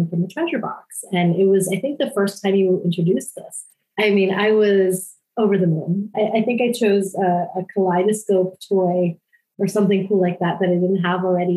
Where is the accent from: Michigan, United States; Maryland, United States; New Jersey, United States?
Maryland, United States; Gaithersburg; I grew up in Gaithersburg, Maryland